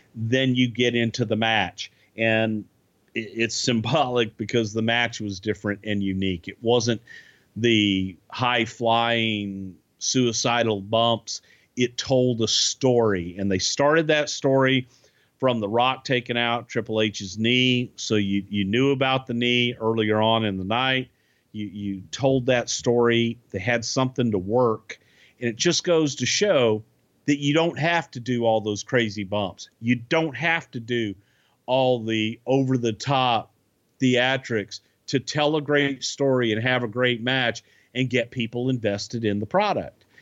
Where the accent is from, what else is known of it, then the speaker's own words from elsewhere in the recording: Texas, United States; I'm from Texas. I'm not from Alabama